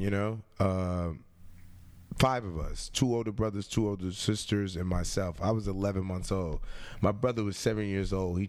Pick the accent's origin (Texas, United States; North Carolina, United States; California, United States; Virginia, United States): Virginia, United States; Richmond; I grew up in Richmond, Virginia. Yeah, I grew up in Richmond, Virginia.